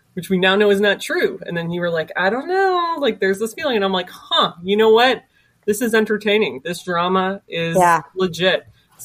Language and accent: English; Cleveland, Ohio, United States; I'm from Cleveland.